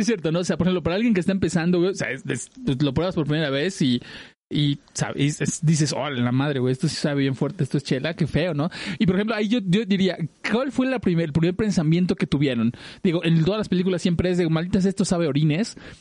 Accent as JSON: {"language": "Spanish", "region": "Mexico City", "country": "Mexico", "said": "Andrea y yo somos del oriente de Ciudad de México"}